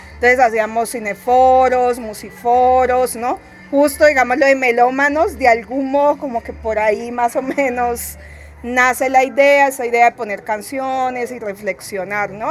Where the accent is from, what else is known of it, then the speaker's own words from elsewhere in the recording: Cali, Valle del Cauca, Colombia; yo soy de Cali, Colombia